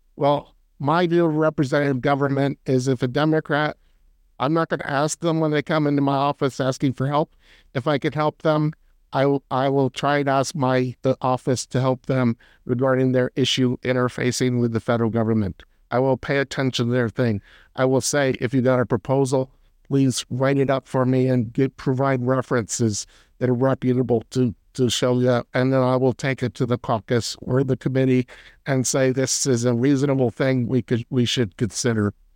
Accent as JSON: {"language": "English", "area": "near Philadelphia", "region": "Pennsylvania", "country": "United States", "tie": "born or raised there", "moved": "yes", "lives_now": "North Carolina, United States", "said": "I grew up near Philadelphia"}